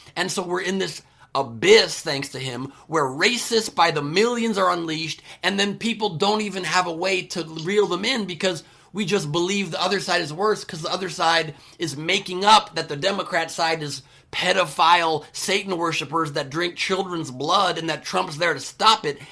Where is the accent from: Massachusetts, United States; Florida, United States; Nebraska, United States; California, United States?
California, United States; Beverly Hills; also born or lived in San Fernando Valley, Los Angeles / San Diego; we were lower middle class family growing up in Beverly Hills